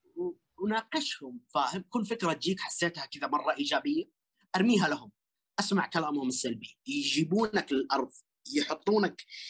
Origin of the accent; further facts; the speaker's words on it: Western Region, Saudi Arabia; احنا كلنا من الغربية